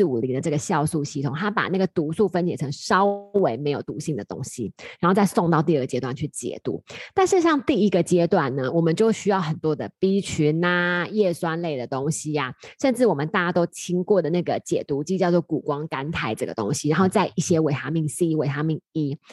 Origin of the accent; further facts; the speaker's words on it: Taiwan; 我们台湾人